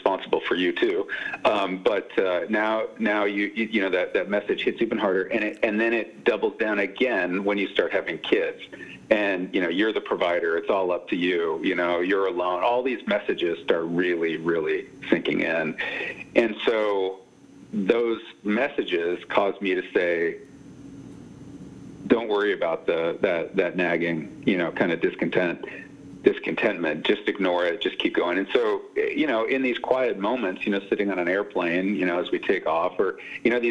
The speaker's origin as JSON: {"language": "English", "area": "Silicon Valley", "region": "California", "country": "United States", "tie": "born or raised there", "also_born_or_lived": "New York", "moved": "as an adult", "said": "I grew up in Silicon Valley"}